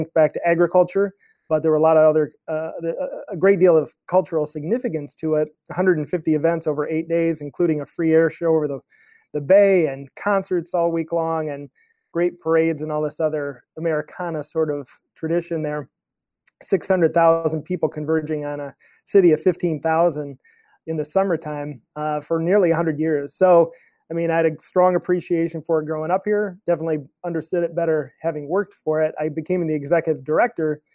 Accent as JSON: {"language": "English", "town": "Traverse City", "region": "Michigan", "country": "United States", "tie": "born or raised there", "said": "I moved back to my hometown of Traverse City, Michigan"}